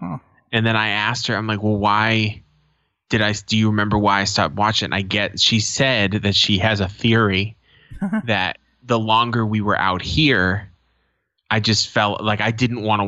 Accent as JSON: {"language": "English", "town": "Boston", "region": "Massachusetts", "country": "United States", "moved": "yes", "lives_now": "Phoenix, United States", "said": "I'm from Boston"}